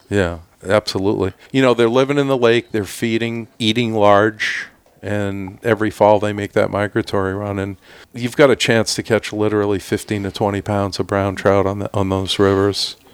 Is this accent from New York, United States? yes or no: yes; Clinton, New York, United States; moved away as an adult; also born or lived in Lake Placid, New York; now in Stowe, United States; I grew up just outside of the Syracuse area in Clinton, New York.